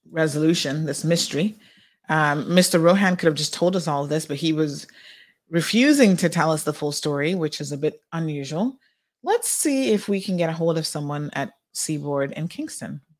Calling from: Cayman Islands; I'm calling from the Cayman Islands.

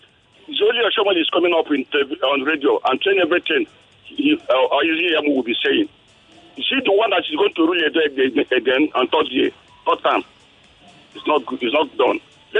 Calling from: Ojo, Lagos, Nigeria; Yeah, I'm calling from Ojo.

